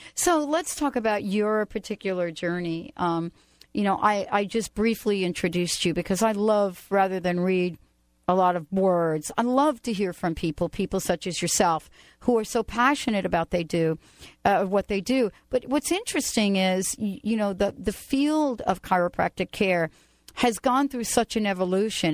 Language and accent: English; East Coast, United States; moved away; I grew up on the East Coast